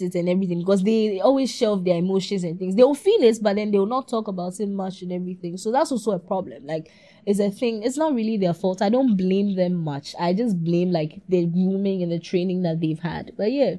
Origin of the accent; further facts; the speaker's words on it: Ghana; a girl growing up in Ghana